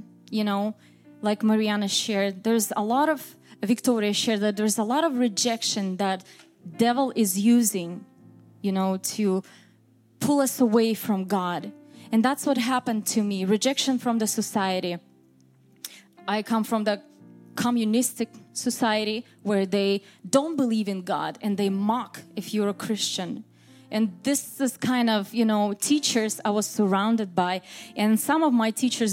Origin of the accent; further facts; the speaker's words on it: Moscow, Russia; English is a second language; moved away as an adult; also born or lived in Vancouver, Washington, United States; now in United States; I was born in Moscow, Russia, and my parents, they were pastors. I'm a PK, raised and born on a church pew